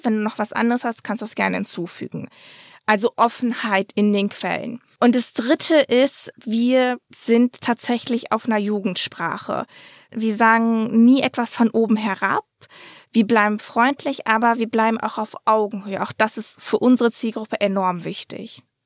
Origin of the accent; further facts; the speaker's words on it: Dortmund, North Rhine-Westphalia, Germany; ich bin in Dortmund aufgewachsen